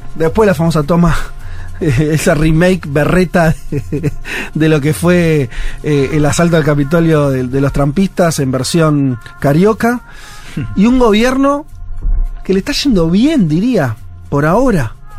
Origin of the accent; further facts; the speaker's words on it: Argentina; Soy muy argentino